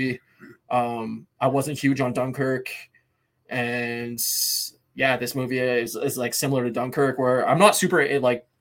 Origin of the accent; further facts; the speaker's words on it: Windsor, Ontario, Canada; it's my hometown